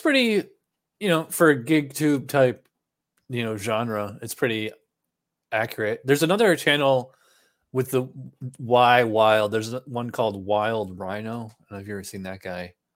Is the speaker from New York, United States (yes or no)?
yes; Schenectady, New York, United States; moved away as an adult; also born or lived in Albany, New York / Guilderland, New York; now in Florida, United States; I'm from Schenectady, and then, uh, right before I moved to Florida, I spent the last eight years in, uh, Albany